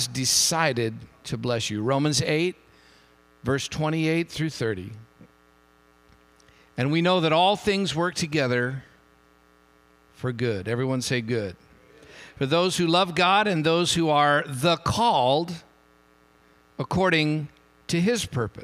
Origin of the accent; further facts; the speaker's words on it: Hayward, California, United States; now in San Jose, United States; I grew up in Hayward